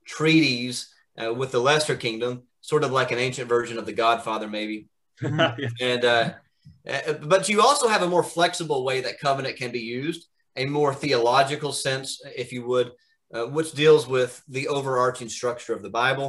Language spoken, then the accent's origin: English; Alabama, United States; moved away as an adult; also born or lived in Kentucky / Orlando, Florida / Edinburgh, Scotland; now in Pennsylvania, United States; So I grew up in Alabama and was born in Kentucky, but grew up in Alabama